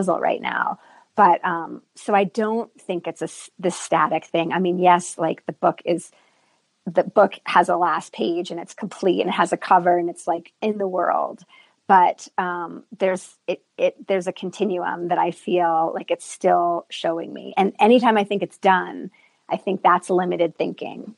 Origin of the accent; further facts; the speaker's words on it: East Coast, United States; moved away as an adult; now in Santa Fe, United States; the East Coast where I grew up